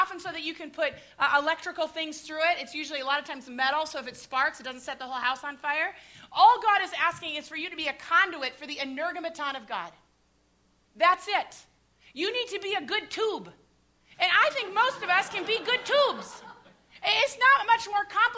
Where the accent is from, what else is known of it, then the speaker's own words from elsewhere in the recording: Midwest, United States; I grew up in the Midwest.